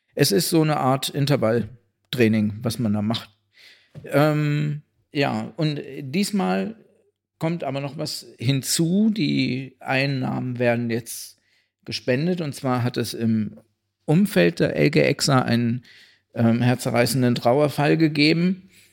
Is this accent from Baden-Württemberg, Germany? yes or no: no; Kassel, Hesse, Germany; meine Heimatstadt